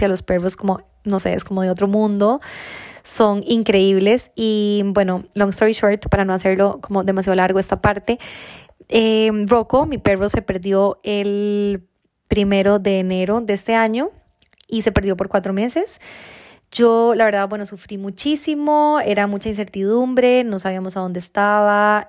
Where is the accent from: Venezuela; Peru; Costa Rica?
Costa Rica; moved away; yo, bueno, soy de Costa Rica, tengo eh, mi familia allá